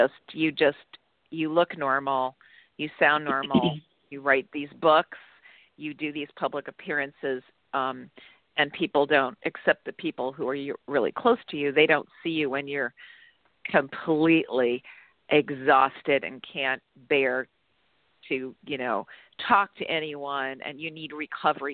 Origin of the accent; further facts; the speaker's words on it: Ohio, United States; moved away; also born or lived in Chicago; I was born in Chicago, but I grew up in Ohio